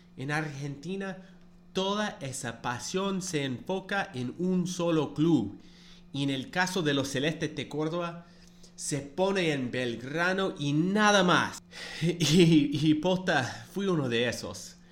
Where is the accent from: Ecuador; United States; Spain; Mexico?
United States; nací en los Estados Unidos y bueno, seguramente ya saben, no soy cordobés ni argentino